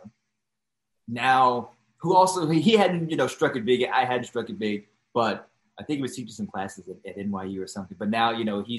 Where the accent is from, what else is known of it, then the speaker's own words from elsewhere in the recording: Washington, District of Columbia, United States; moved away as an adult; also born or lived in Atlanta / New York; I'm from Washington, D.C.